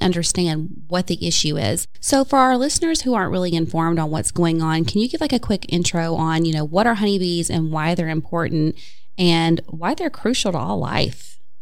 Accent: Upper East Tennessee, United States; moved away; I grew up in Upper East Tennessee where there's wildflowers everywhere.

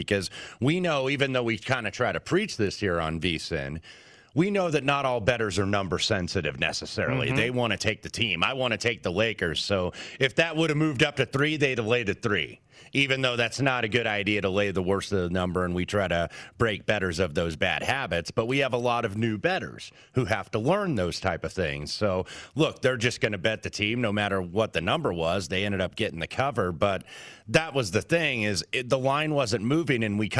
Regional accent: Indiana, United States; now in Las Vegas, United States; Haven't been to my home state of Indiana for about a year and a half

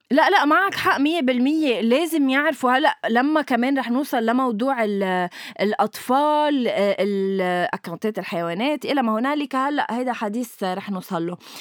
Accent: Lebanon; نحن كلبنانية

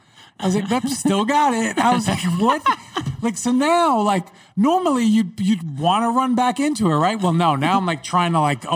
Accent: Long Island, New York, United States; accent: Long Island; Growing up in New York

